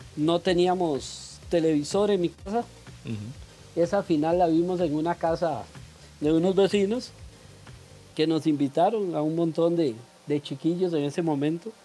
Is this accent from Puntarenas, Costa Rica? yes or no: no; Cartago, Costa Rica; moved away as an adult; now in Santo Domingo, Costa Rica; yo los acompaño de Santo Domingo Heredia, soy oriundo de Cartago